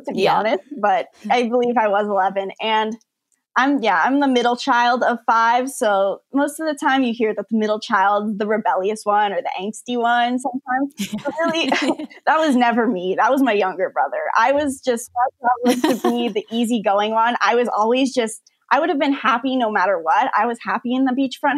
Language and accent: English; San Diego, California, United States; moved away; they decided to start a gymnastics studio in San Diego. That's my hometown where I've always lived.